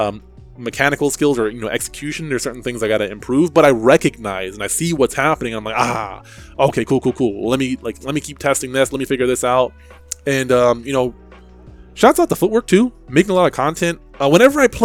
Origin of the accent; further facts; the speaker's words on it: New Jersey, United States; I grew up in New Jersey